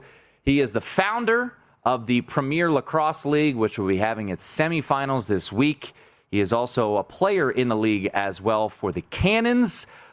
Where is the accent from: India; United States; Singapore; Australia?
United States; Montgomery County, Maryland; born or raised there